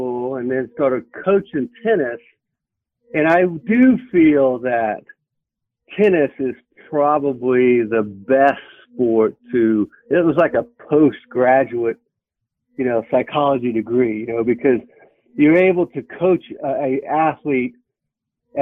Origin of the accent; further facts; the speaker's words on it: Florida, United States; moved away; also born or lived in North Carolina / Virginia / Pennsylvania; I grew up in Florida